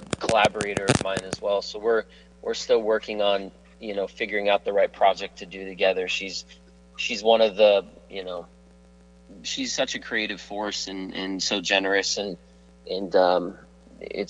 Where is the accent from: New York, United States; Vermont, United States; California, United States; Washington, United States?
California, United States; Burbank; Heffron Drive is the street we grew up on in Burbank